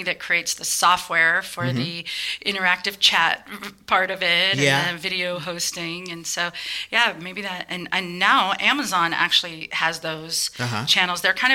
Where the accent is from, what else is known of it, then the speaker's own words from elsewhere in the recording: Portland, Oregon, United States; moved away as an adult; also born or lived in Boston; now in San Francisco, United States; I grew up in Portland, Oregon